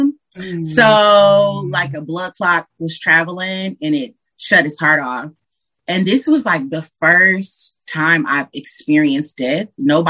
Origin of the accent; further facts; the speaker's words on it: Detroit, Michigan, United States; Yes. You know, you can't just say Detroit without saying a side. It's a difference.